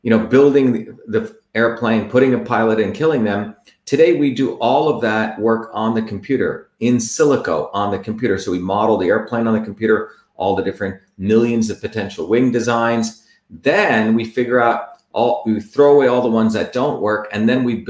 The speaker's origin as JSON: {"language": "English", "region": "New Jersey", "country": "United States", "tie": "born or raised there", "also_born_or_lived": "Mumbai, India"}